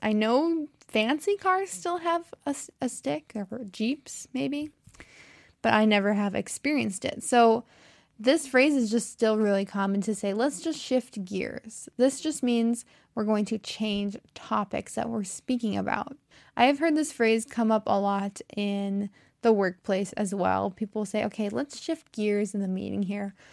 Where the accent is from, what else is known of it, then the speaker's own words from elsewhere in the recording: United States; accent: American; I am American, true and true, That means I've, I'm very American. I've never lived in another country